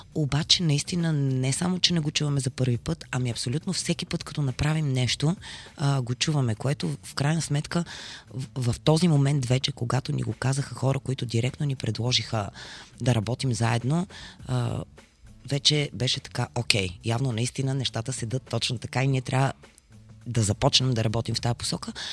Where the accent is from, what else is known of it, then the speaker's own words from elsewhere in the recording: Bulgaria; ние сме българи